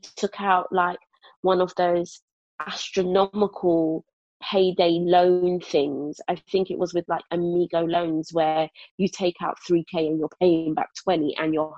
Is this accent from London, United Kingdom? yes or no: yes; London, United Kingdom; moved away as an adult; I was born and raised in Brixton, like it's all I knew